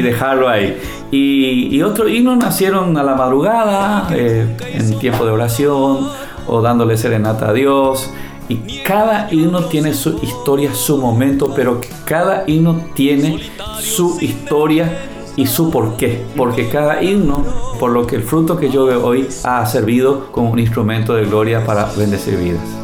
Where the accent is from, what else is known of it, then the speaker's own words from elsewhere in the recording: Paraguay; en mi país, este país, yo recorro cada rincón, conozco cada metro de este país porque es mi tierra, nuestra tierra.